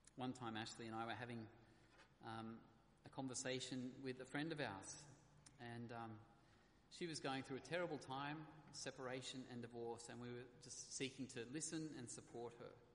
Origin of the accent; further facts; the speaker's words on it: Australia; being an Aussie